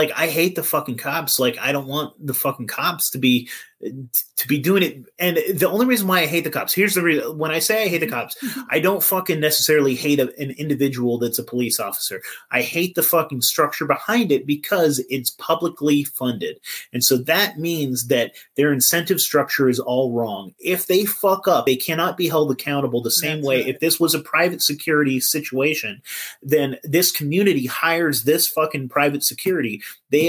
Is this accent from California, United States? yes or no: yes; California, United States; also born or lived in Eureka, California; I'm from California